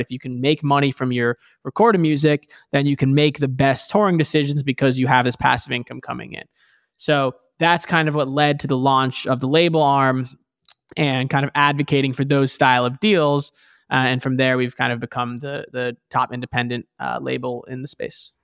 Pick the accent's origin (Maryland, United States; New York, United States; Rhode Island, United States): New York, United States; New York City; now in Bay Area, California, United States; I grew up in New York City originally